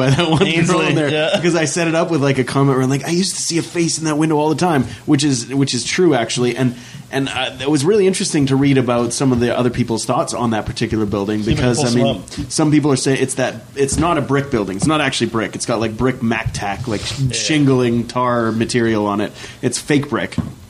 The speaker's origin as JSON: {"language": "English", "town": "Fort McMurray", "region": "Alberta", "country": "Canada", "tie": "born or raised there", "said": "when I was growing up in Waterways, they used to have chain link fences around the shore of the Clearwater because it was still irradiated from the uranium shipments that they used to make."}